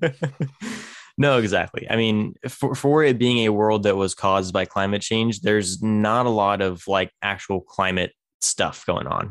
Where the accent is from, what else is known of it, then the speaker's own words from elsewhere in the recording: Tulare, California, United States; my hometown is, is called Tulare.